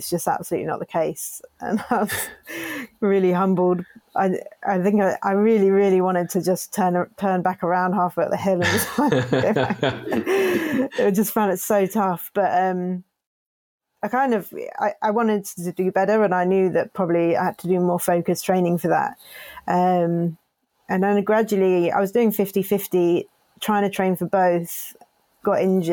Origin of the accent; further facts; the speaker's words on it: Cornwall, South West England, United Kingdom; growing up in Cornwall